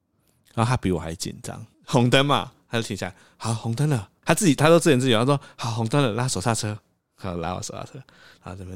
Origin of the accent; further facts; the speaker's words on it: Taiwan; 他知道我是台湾人啊